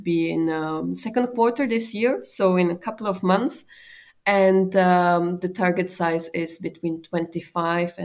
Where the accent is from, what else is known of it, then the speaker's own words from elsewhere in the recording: Czechia; moved away as an adult; also born or lived in Luxembourg; my home country, that is Czech Republic